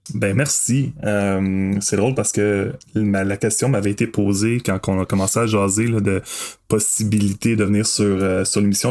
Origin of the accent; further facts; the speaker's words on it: Masson-Angers, Quebec, Canada; j'ai grandi à Masson-Angers. Ah ouais. dans un petit village à l'extérieur